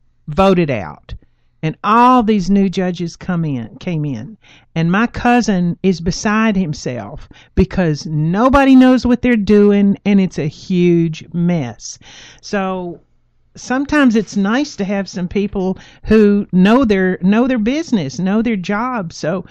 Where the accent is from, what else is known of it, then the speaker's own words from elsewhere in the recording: Texas, United States; moved away; Y'all all know I'm from Texas.